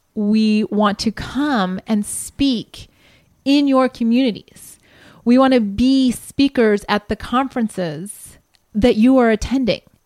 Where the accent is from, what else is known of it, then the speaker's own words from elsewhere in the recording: Columbus, Ohio, United States; moved away; I'm from Columbus